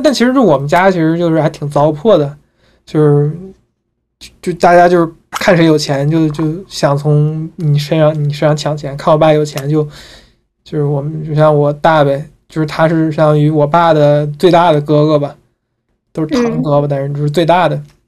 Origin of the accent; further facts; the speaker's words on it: Hebei, China; 我们家我是我是河北人，我们家老家河北，也不是在河北，我们家是在河北，在天津的飞地，非常的酷哈。我们家这地地地属天津境内，但人算河北人